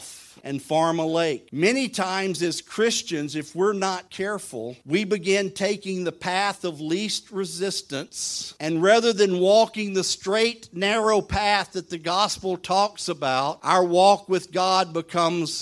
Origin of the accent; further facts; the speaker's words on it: southern Louisiana, United States; I'm from southern Louisiana at the mouth of the Mississippi.